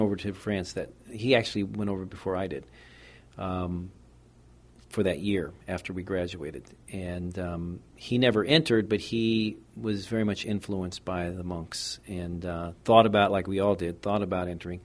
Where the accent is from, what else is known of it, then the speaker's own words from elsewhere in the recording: United States; I'm American